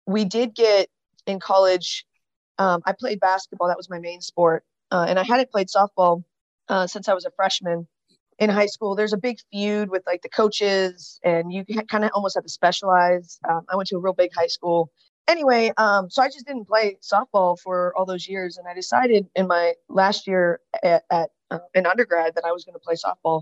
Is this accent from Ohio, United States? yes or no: yes; Northeast Ohio, United States; growing up in Northeast Ohio